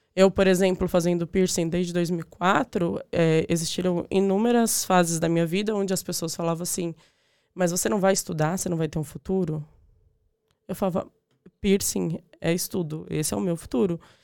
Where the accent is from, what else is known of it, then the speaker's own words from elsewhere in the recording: Diadema / São Paulo, Brazil; moved away as an adult; also born or lived in Cidade Tiradentes / Suzano / Ipiranga; now in Ireland; eu nasci em Diadema